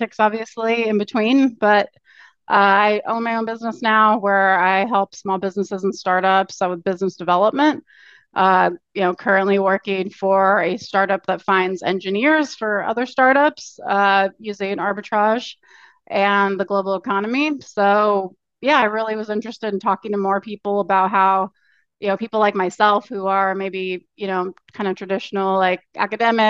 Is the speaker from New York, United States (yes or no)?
no; Orange County, California, United States; moved away as an adult; also born or lived in Santa Cruz, California / Taiwan / South Korea; now in Portland, United States; I'm actually from Orange County, California. Grew up there, but I've lived all over pretty much.